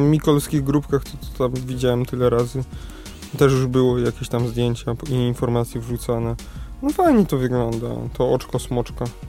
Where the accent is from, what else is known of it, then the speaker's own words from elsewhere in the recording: Kraków, Lesser Poland, Poland; jestem z Krakowa